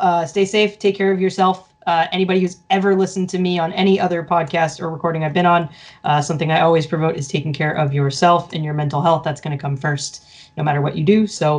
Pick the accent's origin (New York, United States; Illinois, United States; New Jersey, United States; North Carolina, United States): New Jersey, United States; across the river from Philadelphia; I'm not actually from Philadelphia, but I'm from across the river.